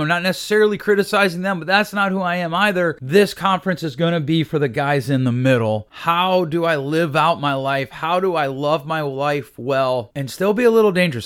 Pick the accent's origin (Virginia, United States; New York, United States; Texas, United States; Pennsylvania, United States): Pennsylvania, United States; Northeast; where I grew up out in Northeast P